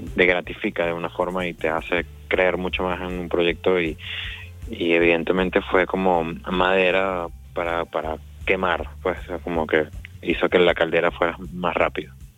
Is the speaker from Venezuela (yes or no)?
yes; Venezuela; moved away as an adult; now in Argentina; soy de Venezuela.